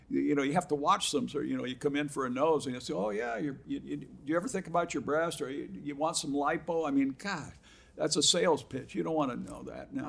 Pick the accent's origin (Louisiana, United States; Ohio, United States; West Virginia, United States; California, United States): California, United States; Huntington Beach; also born or lived in Boston; I was five years old when I came from Boston and okay. lived at Huntington Beach all my life.